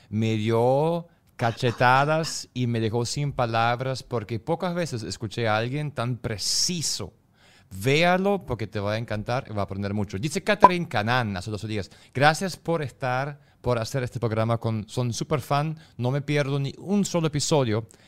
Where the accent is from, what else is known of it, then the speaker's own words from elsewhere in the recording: Germany; Spanish is a second language; yo soy alemán, pero otro extranjero que se encontró con una venezolana